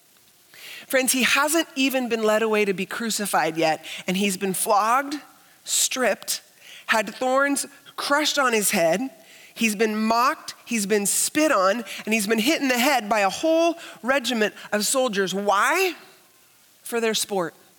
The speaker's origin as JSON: {"language": "English", "country": "United States", "said": "as an American Christian"}